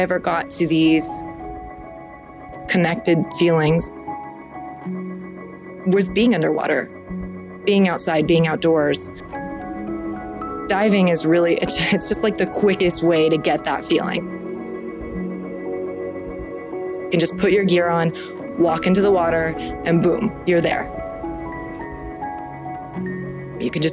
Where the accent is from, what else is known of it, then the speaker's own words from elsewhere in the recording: Southern California, United States; I was born in Southern California, and I have probably not spent more than 30 days away from the water